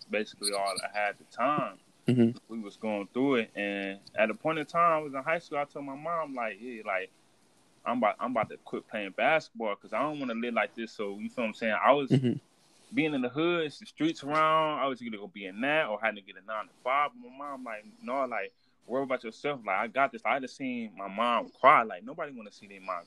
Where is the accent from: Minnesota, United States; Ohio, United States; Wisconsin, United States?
Ohio, United States; Cleveland; moved away as an adult; also born or lived in Memphis; I'm from Cleveland, Ohio. I grew up what you call the hood, man.